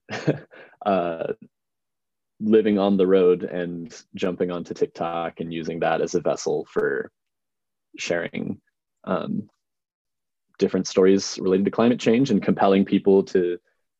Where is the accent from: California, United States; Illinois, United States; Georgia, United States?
Illinois, United States; outside of Chicago; I grew up outside of Chicago, in a little suburb to the southwest